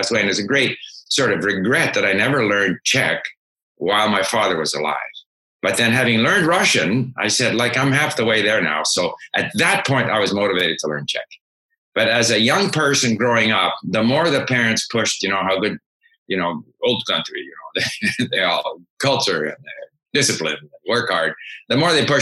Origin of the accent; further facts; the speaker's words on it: Montreal, Quebec, Canada; also born or lived in Sweden; I was born in Sweden and moved to Montreal when I was 5